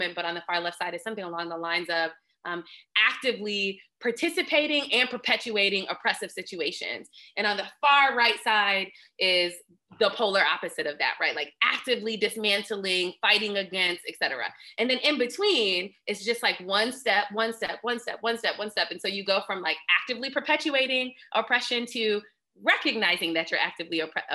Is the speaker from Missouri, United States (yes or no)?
no; Lansing, Michigan, United States; I'm from Lansing